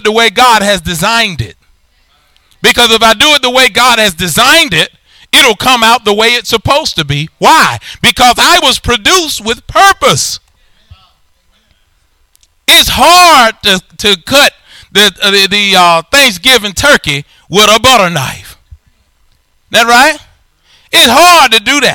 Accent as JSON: {"language": "English", "region": "Alabama", "country": "United States", "said": "I'm from Alabama"}